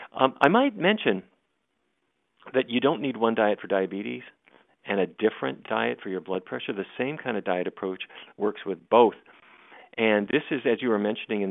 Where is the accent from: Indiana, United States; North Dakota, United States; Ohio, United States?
North Dakota, United States; Fargo; I grew up in Fargo, North Dakota